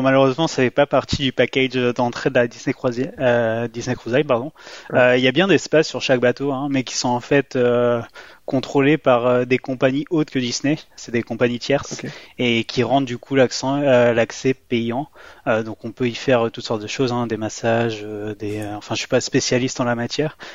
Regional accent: France; moi j'étais français

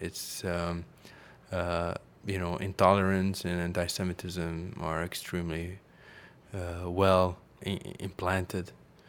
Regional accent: Paris, Île-de-France, France; English is a second language; I grew up in Paris. I have to say that gave me a little bit of another perspective, I guess.

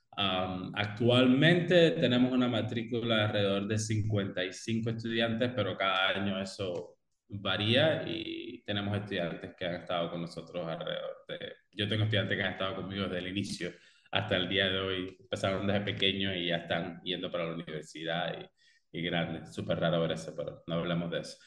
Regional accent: Cuba; moved away as an adult; now in Belize; yo originalmente soy de Cuba, ah, estudié y me gradué del sistema de escuelas de arte en la especialidad de música en Cuba

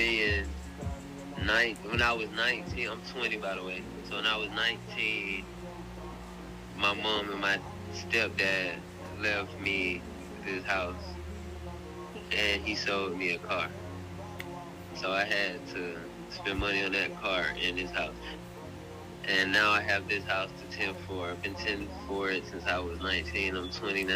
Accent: Atlanta, Georgia, United States; I'm from Atlanta

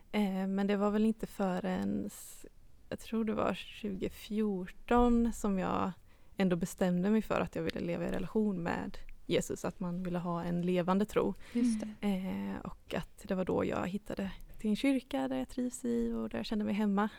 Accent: Habo, Jönköping County, Sweden; moved away as an adult; now in Gothenburg, Sweden; jag kommer ju då från Habo eh, utanför Jönköping

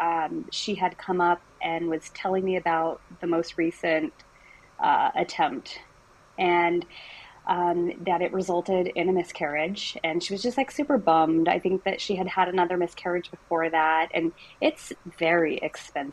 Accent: Arizona, United States; I'm from Arizona

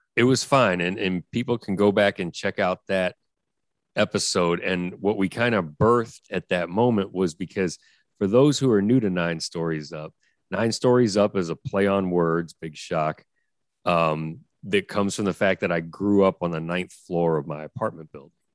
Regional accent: New York City, New York, United States; I grew up on the Upper West Side

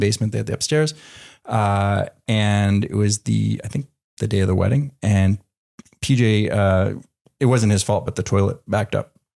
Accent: Canada; moved away; growing up in Canada

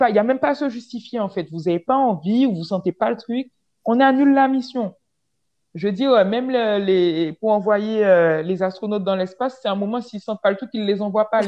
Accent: French West Indies, France; moved away as an adult; Moi, j'ai pas grandi en France hexagonale, donc j'ai grandi aux Antilles, donc c'est pas vraiment posé le problème, entre guillemets euh, avant que j'arrive en, France hexagonale pour les études, tu vois.

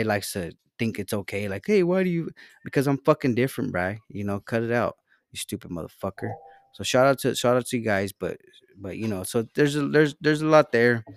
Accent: Salinas, California, United States; I'm from Salinas.

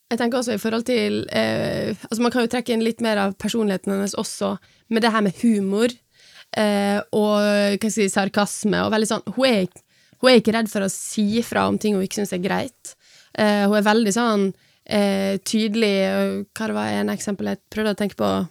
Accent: Sunnmøre, Møre og Romsdal, Norway; Jeg er sunnmøring, ikke trønder.

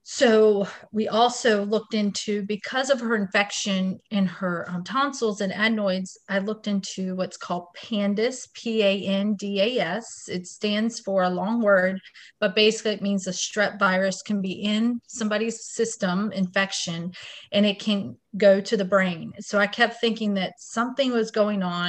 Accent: Wilmington, North Carolina, United States; I was born and raised in Wilmington, North Carolina, where I raise my family now.

